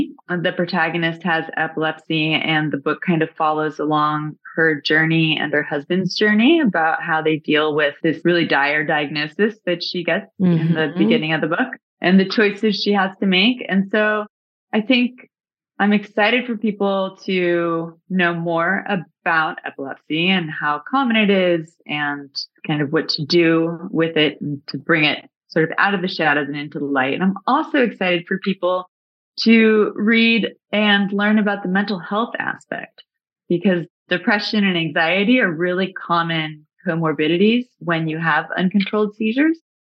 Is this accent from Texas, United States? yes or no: yes; Dallas, Texas, United States; Dallas, Texas.